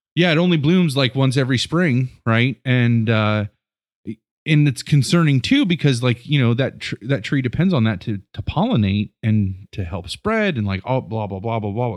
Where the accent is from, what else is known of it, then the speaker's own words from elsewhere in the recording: Rittman, Ohio, United States; moved away as an adult; we grew up in Northeast Ohio and Rittman